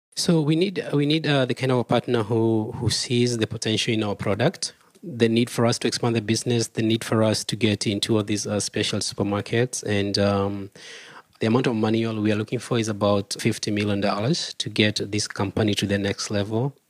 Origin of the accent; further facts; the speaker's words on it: Kenya; I'm from Kenya